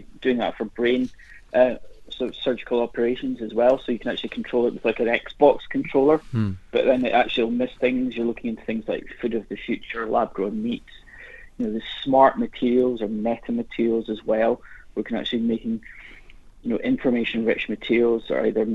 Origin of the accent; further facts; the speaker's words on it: Highlands of Scotland, United Kingdom; the kind of teachings my grandfather gave me when I was growing up in the Highlands of Scotland